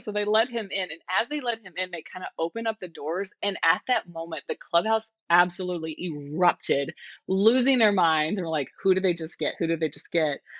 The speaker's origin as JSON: {"language": "English", "region": "Texas", "country": "United States", "tie": "born or raised there", "said": "I grew up there. I'm so Texan, it hurts."}